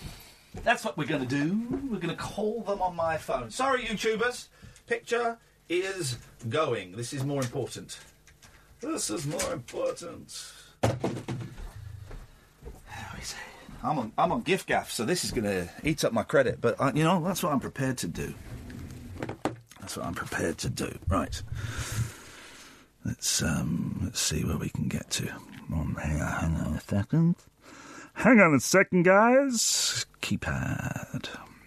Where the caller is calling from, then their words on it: United Kingdom; And I'm calling from the United Kingdom, from a radio station called Talk Radio.